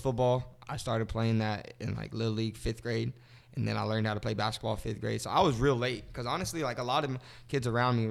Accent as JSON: {"language": "English", "town": "Killeen", "region": "Texas", "country": "United States", "lives_now": "Austin, United States", "said": "I'm from Killeen, Texas."}